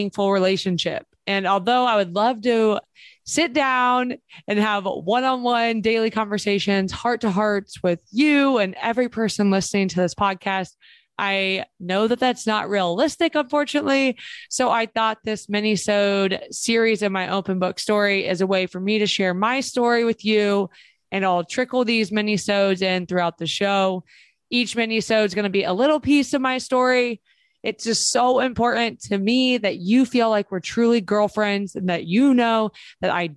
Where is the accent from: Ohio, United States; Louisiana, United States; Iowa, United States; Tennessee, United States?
Ohio, United States; Springfield; I grew up in Springfield, Ohio